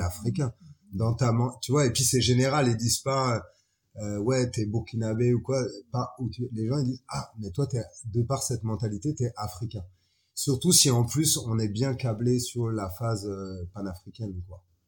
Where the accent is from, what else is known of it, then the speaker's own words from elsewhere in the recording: France; moved away as an adult; now in Niger; Je suis un petit Français qui s'est retrouvé sur le continent africain il y a 12 ans de ça